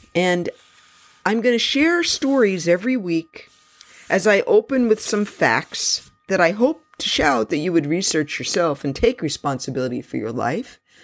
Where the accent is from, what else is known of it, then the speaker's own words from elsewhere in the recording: New York City, New York, United States; my story began when I was born in Jamaica Hospital in Queens, New York City